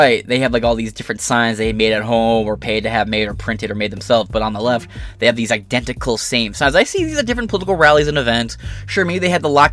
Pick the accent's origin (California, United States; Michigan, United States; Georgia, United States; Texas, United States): Michigan, United States; I'm not from Detroit, but I live close to Detroit